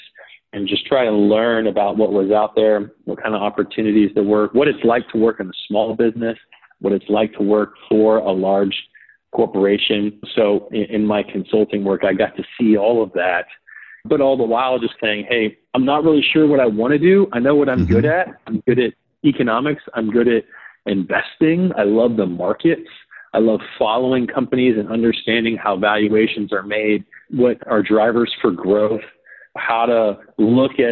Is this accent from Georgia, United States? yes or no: yes; Marietta, Georgia, United States; moved away as an adult; also born or lived in New England; I grew up in Marietta, Georgia. I lived in the same house for 18 years